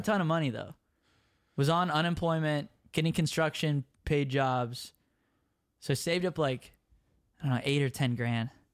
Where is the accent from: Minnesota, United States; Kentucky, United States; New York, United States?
Minnesota, United States; Minneapolis; I'm from Minneapolis